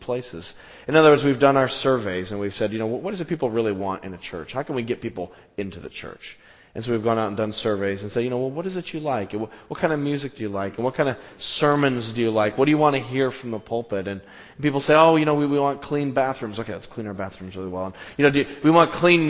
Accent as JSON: {"language": "English", "country": "United States", "said": "we as American Christians"}